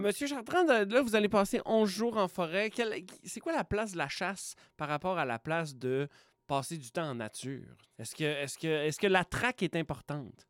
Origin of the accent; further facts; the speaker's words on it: Quebec, Canada; je viens de Saguenay-Lac-Saint-Jean, qui est une région euh, très boisée, donc, euh, mes oncles, mes cousins, ça chassait. Fait que je suis élevé dans, dans, dans un, environnement de chasseurs